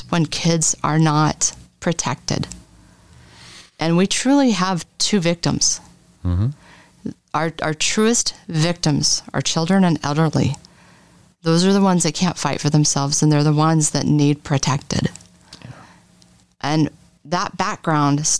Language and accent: English; Boise, Idaho, United States; So originally, I'm a native. I'm from the Boise area